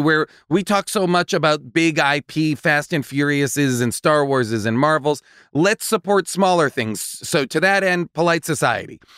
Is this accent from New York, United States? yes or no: no; Boston, Massachusetts, United States; in Boston? my hometown